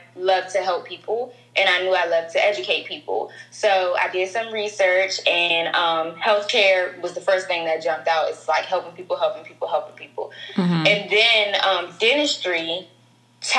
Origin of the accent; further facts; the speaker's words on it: Prince George's County, Maryland, United States; I'm from PG, Pretty Girl County